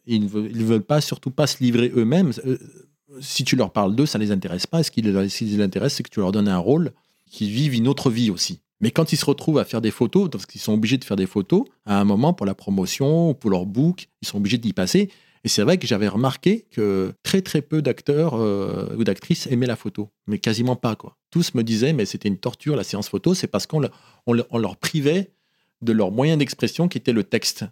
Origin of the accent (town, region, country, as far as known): Oyonnax, Auvergne-Rhône-Alpes, France; born or raised there; moved away as an adult; also born or lived in Casablanca, Morocco; now in Paris, France